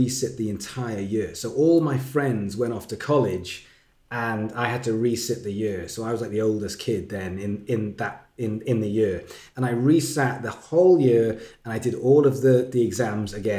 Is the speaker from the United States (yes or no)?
no; Wales, United Kingdom; moved away as an adult; now in England, United Kingdom; I'm from Wales, which is next to England, in a different country. And I moved to England to go to this music college.